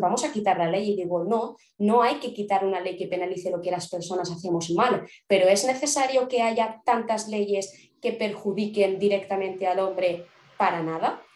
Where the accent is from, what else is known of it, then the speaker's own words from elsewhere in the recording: Spain; aquí en España vivimos